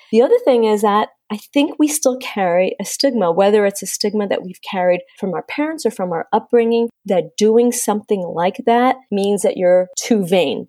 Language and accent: English; Canada; moved away as an adult; also born or lived in Miami; I grew up in Canada